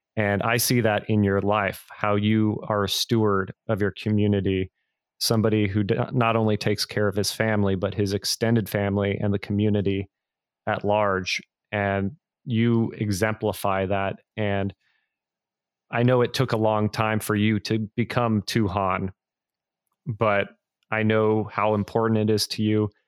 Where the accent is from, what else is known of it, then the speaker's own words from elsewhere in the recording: Bay Area, California, United States; I grew up in the Bay Area where there was a big Filipino community